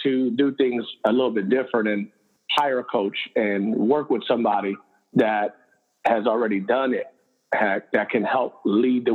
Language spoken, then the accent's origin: English; Cleveland, Ohio, United States; I'm born and raised in Cleveland, Puerto Rican background, mom and dad, Puerto Rican